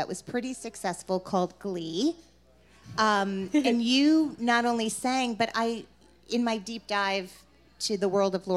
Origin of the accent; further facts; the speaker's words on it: New Jersey, United States; Anyone here from Jersey besides us